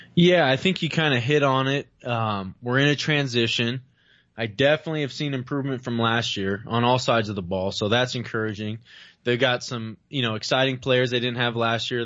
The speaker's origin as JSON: {"language": "English", "area": "Bay Area", "region": "California", "country": "United States", "said": "I'm from the Bay Area"}